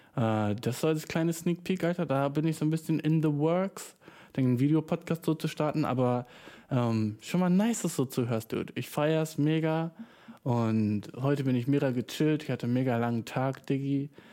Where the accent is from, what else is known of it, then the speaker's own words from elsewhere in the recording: Germany; Ich bin nur schwarz, weißt du, ich bin Deutscher